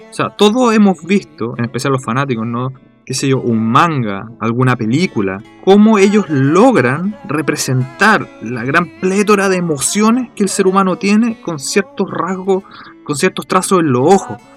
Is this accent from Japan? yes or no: yes; Japan; No sé, uno simplemente siendo japonés lo, hace, para nosotros no.